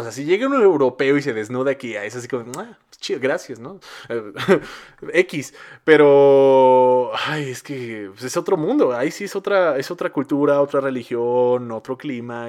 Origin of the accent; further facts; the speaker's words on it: Mexico; No hay consolas en mi país para comprar